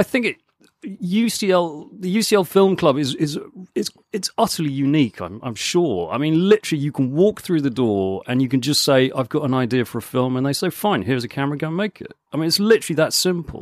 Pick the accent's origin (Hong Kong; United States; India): Hong Kong; moved away; also born or lived in Canterbury / Guildford / London; I was born and grew up in Hong Kong